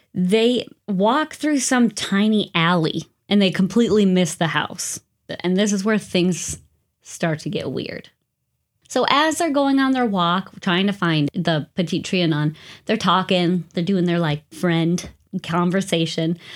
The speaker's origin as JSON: {"language": "English", "country": "United States", "said": "I'm too American. There's not many castles around these parts"}